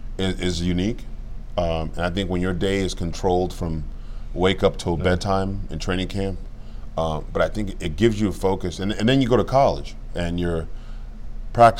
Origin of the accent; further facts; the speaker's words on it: Cameroon; now in United States; I was born in Cameroon, like I said, Cameroon, West Africa